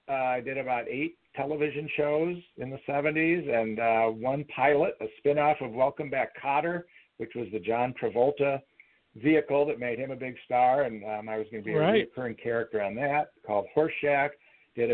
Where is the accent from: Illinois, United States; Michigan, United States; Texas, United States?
Illinois, United States; Chicago; So I grew up outside Chicago. I'm a sixth-generation Chicagoan, so I just moved out to the suburbs when I was about 6 months old.